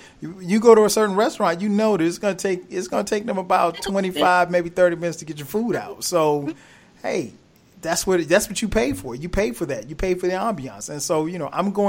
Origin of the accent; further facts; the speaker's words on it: South Carolina, United States; I grew up in South Carolina